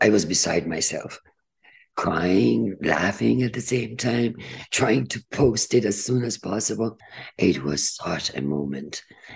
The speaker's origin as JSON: {"language": "English", "country": "Iran", "tie": "born or raised there", "also_born_or_lived": "United Kingdom", "moved": "as an adult", "lives_now": "United States", "said": "I came from Iran, Turkey"}